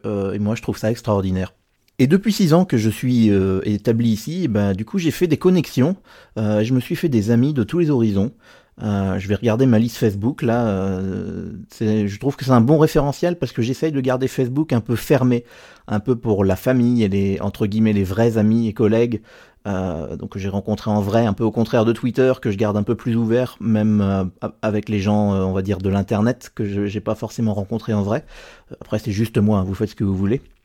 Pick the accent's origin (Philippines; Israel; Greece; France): France; Normandy; moved away as an adult; now in Geneva, Switzerland; je suis français originaire de Normandie, mais j'habite depuis 6 ans à Genève, en Suisse.